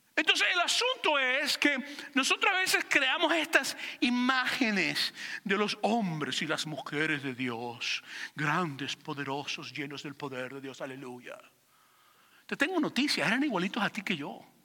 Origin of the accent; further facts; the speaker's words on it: Venezuela; moved away; me identifico como venezolano